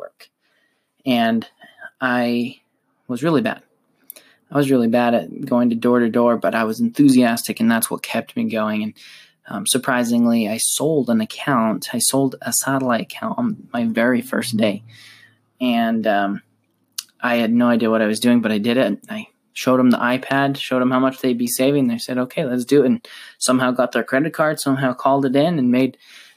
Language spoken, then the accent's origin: English; Utah, United States; I am from Utah, originally from Utah, and I live currently in Utah